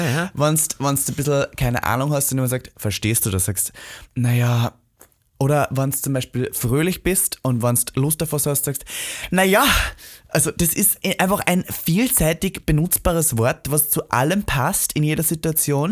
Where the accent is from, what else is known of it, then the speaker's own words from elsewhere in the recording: Austria; now in Germany; in meinem Heimatland